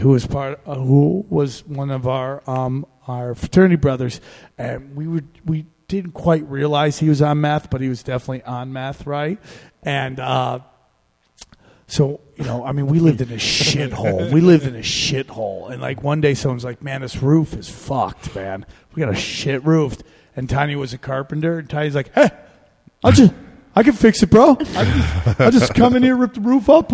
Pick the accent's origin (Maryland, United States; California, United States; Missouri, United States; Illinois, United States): California, United States; I'm from California